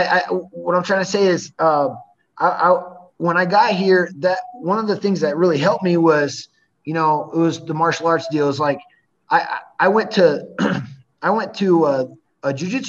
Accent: United States; now in Brasilia, Brazil; See, because I'm American here, you know what I mean? Like in Brazil, in the States, I don't have much of a, you know, an accent or anything. I pass for an American fine.

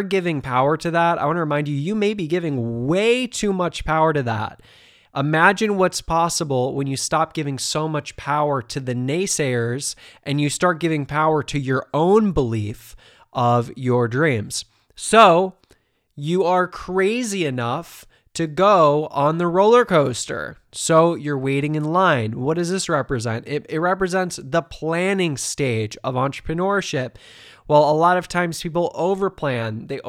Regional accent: Ohio, United States; You know, I grew up in Ohio.

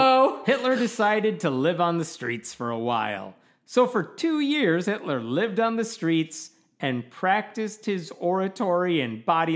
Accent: Illinois, United States; We're from Illinois

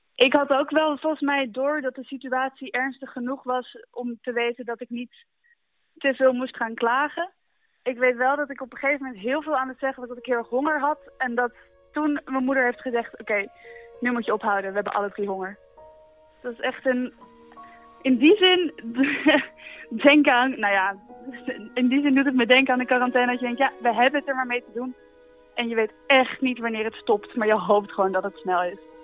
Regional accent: Netherlands; we uit Nederland komen

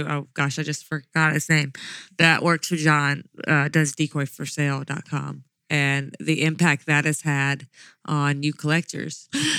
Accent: Mississippi Delta, United States; But I grew up in the Mississippi Delta

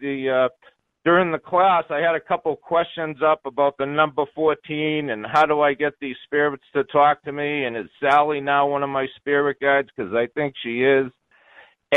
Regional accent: Onset, Massachusetts, United States; I'm from that area. I'm a spiritualist from Onset, Massachusetts

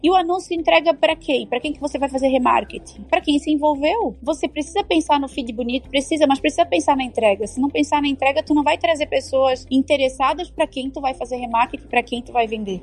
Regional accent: Brusque, Santa Catarina, Brazil; Eu sou de Brusque, então todo mundo conhece porque Brusque é Brusque, né? A gente fala tudo no X, então é bem sotaque

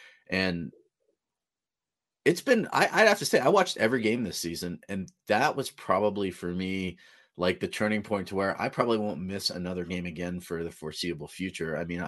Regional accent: California, United States; because my grandfather's from Nebraska, you know, growing up in California, I didn't really have any local teams basketball to root for.

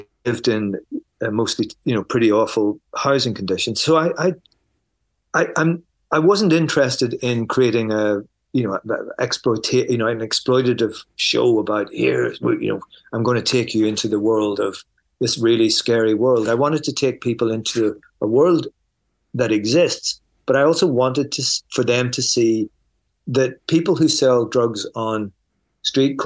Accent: Belfast, Northern Ireland, United Kingdom; I grew up in Belfast at the height of the Troubles.

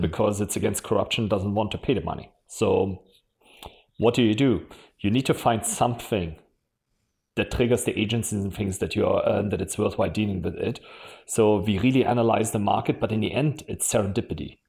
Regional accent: Germany; accent: German; English is a second language; moved away as an adult; also born or lived in Switzerland / London / Mountain View / Japan; You probably can still hear from my accent. I'm German

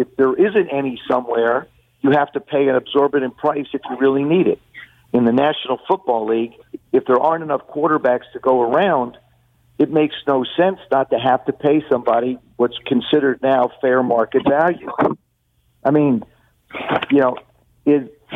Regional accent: New Jersey, United States; moved away; also born or lived in Toronto; growing up in Jersey

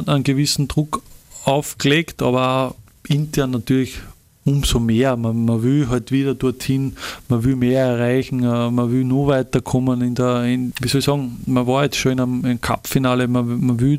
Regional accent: Linz, Upper Austria, Austria; man ist stolz als, als Linzer, als, als Mühlviertler, da einfach für seinen Verein spielen zu dürfen

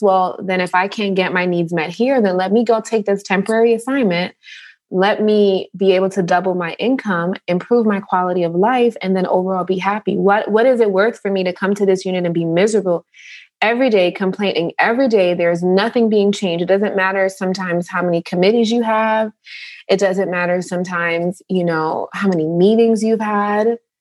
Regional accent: New York, United States; I grew up in New York

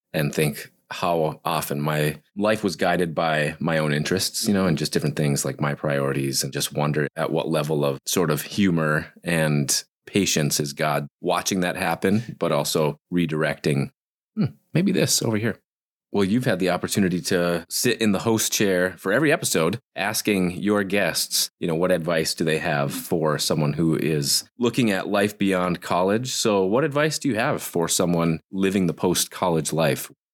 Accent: northern Minnesota, United States; We're blue collar folks from the forests of northern Minnesota

